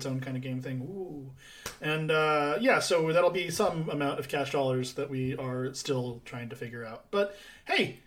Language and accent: English; San Diego, California, United States; I'm from San Diego